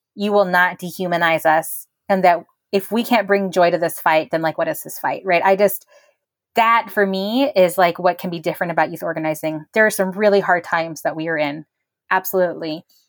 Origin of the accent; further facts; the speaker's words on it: Bakersfield, California, United States; moved away; also born or lived in South Texas; I grew up in Bakersfield, California.